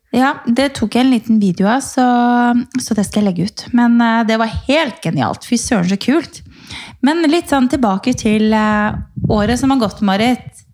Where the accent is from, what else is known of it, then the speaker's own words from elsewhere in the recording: Norway; hjemme i Norge